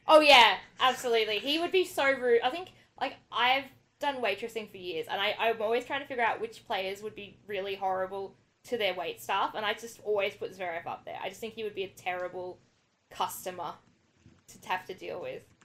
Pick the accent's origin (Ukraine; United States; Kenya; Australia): Australia; New South Wales; now in Melbourne, Australia; I'm originally from New South Wales